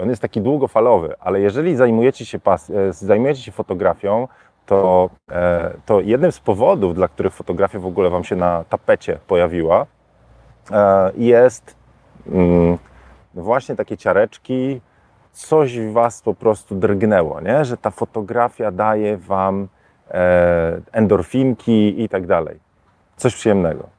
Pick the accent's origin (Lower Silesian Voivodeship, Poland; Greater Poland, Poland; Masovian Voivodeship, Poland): Masovian Voivodeship, Poland; Warsaw; now in Tenerife, Spain; jestem z Warszawy